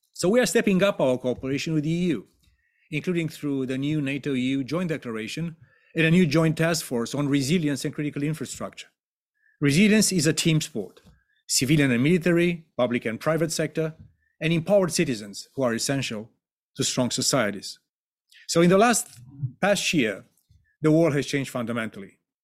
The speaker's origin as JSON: {"language": "English", "country": "Romania", "said": "my home country of Romania"}